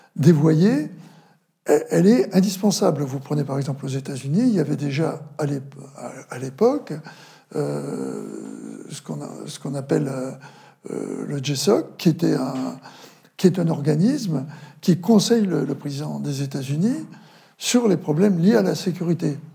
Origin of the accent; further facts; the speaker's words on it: Vendée, Pays de la Loire, France; also born or lived in Paris; j'accompagnais ma, famille chez moi en Vendée